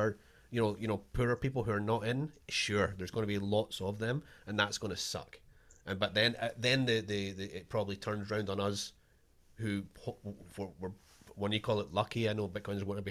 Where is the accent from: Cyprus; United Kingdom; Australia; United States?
United Kingdom; Scotland; I'm the Scottish guy with a chip on my shoulder too